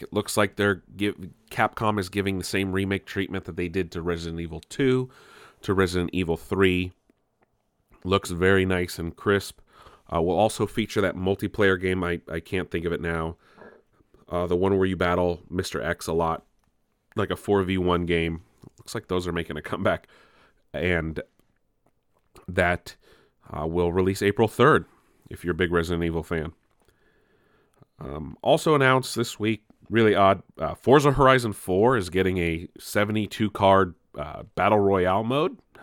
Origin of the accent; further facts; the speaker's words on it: San Diego, California, United States; San Diego, our, our home, my hometown here